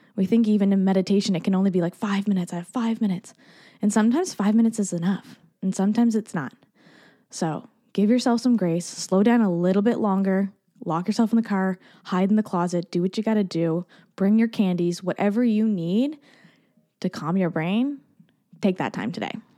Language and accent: English; Canada; also born or lived in Barbados; as a Canadian